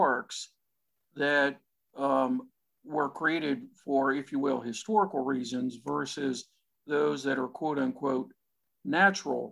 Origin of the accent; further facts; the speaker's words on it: central Pennsylvania, United States; I'm from Pennsylvania, I'm from central Pennsylvania